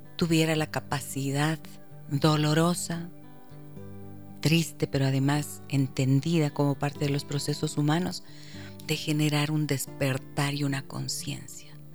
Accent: Ecuador; como ecuatoriana como madre de familia

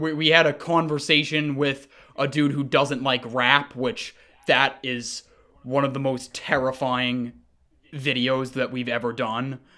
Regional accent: Montpelier, Vermont, United States; now in Seattle, United States; I was born in Seattle. that's where I am right now. I actually grew up in Montpelier, Vermont

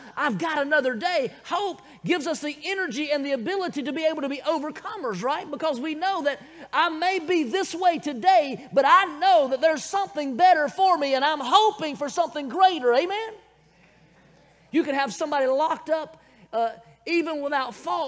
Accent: Bible Belt, the South, United States; accent: southern; I was born, raised right here in the good old South in the Bible Belt

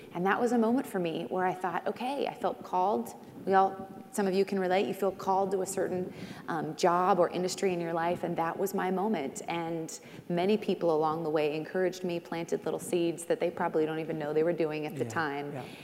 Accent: Seattle, Washington, United States; also born or lived in New York City / San Antonio; now in Nashville, United States; My husband and I are born and raised in Seattle, but now we call Nashville, Tennessee home. And I commute to New York every week for work. We were full-time in New York City.

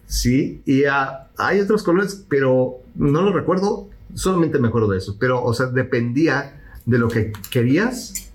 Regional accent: Mexico; now in Houston, United States; soy mexicano y porque lo he vivido

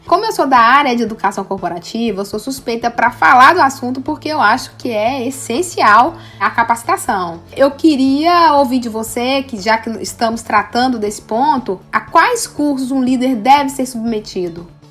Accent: Minas Gerais, Brazil; Eu sou de Minas

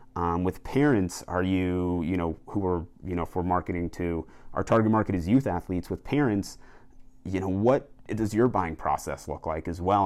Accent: Colorado, United States; Colorado, where my home state is

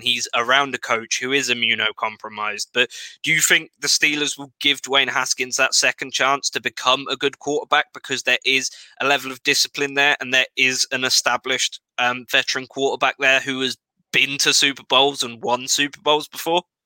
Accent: England, United Kingdom; I was from England.

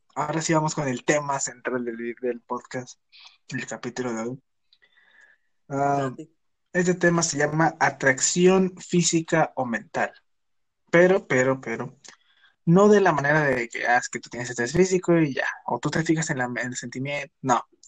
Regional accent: Mexico; somos mexicanos todos

